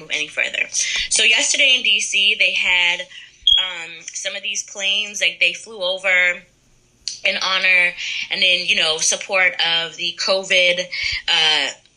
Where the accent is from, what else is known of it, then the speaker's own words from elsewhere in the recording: Middletown, United States; I'm from Middletown originally